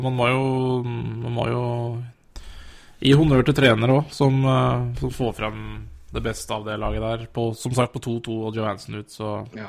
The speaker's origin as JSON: {"language": "Norwegian", "town": "Elverum", "region": "Innlandet", "country": "Norway", "said": "i Lille Elverum, der vi kommer fra."}